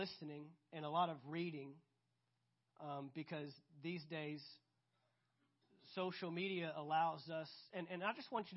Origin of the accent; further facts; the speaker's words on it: United States; I'm proud to be an American